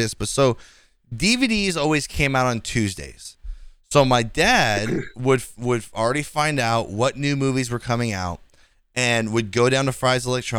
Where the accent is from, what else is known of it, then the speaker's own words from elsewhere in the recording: Fremont, California, United States; Fremont is my hometown where I'm from.